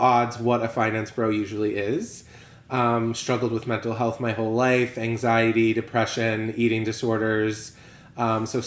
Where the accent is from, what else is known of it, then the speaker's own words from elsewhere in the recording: Connecticut, United States; moved away as an adult; now in Miami, United States; Transplant from Connecticut, born and raised in Connecticut, went to school, undergrad and grad school there